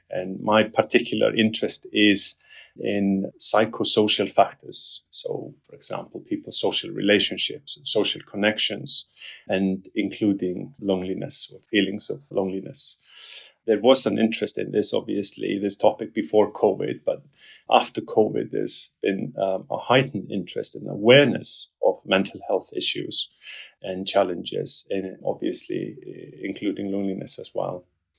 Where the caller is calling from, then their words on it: London, United Kingdom; Yes, I'm calling from London, England. This is where I live and this is where I work, at the University of West London.